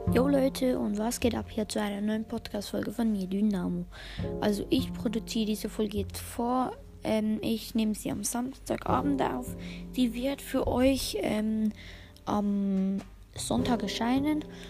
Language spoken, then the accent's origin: German; Switzerland; wir sind aus der Schweiz